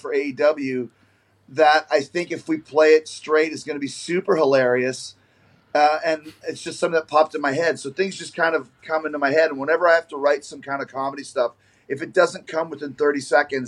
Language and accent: English; Canada; I grew up in Canada, so it's all the CBC